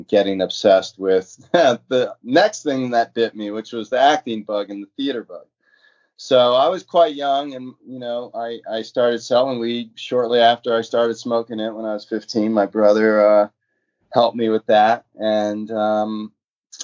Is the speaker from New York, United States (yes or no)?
no; Oakland, California, United States; My hometown is Oakland, California